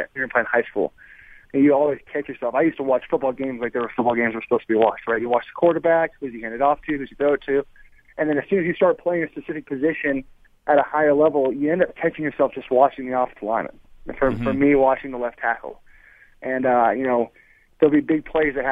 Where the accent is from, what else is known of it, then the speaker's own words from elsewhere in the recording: Arizona, United States; I'm from Arizona.